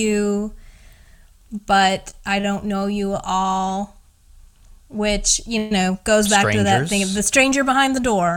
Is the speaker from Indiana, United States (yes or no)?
yes; Indiana, United States; my hometown or like Indiana